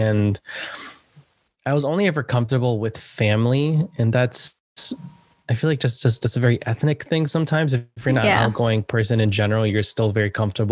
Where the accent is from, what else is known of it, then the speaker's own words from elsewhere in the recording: Bridgeport, Connecticut, United States; now in New York, United States; I grew up in Bridgeport, which is a very, the vast majority of the population is minority groups